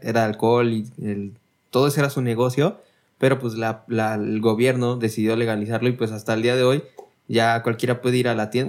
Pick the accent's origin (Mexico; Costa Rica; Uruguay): Mexico; nosotros somos los somos mexicanos